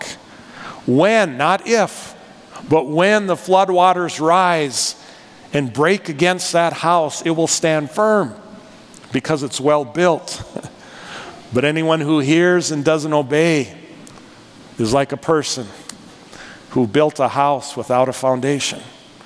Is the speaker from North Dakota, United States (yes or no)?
yes; North Dakota, United States; accent: North Dakota; moved away; I'm from North Dakota. Can you tell by my accent, North Dakota?